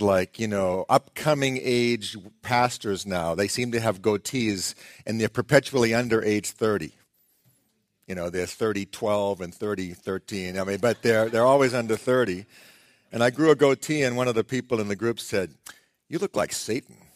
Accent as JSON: {"language": "English", "town": "Boston", "region": "Massachusetts", "country": "United States", "said": "I'm from Boston"}